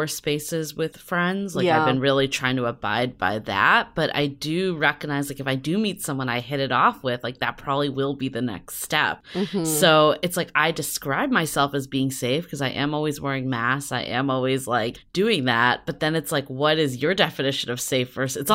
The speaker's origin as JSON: {"language": "English", "region": "East Coast", "country": "United States", "moved": "yes", "lives_now": "San Francisco, United States", "said": "I'm from the East Coast and I have a very thick skin when it comes to cold"}